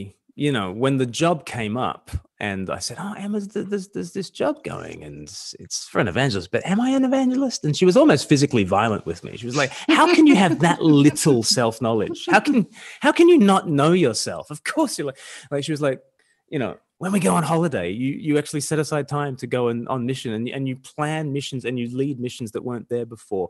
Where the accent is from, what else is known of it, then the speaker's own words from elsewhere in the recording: Australia; I'm from Australia